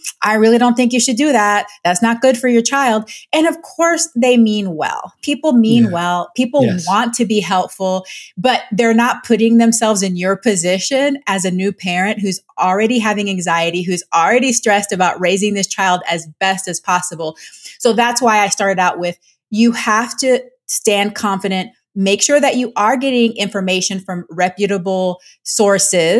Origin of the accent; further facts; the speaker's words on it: Panama; I'm Panamanian. I'm from Latin America.